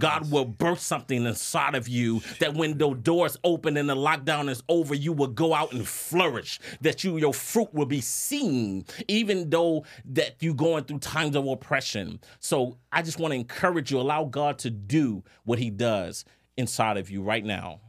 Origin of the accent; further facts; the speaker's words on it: New Orleans, Louisiana, United States; I'm, I'm from New Orleans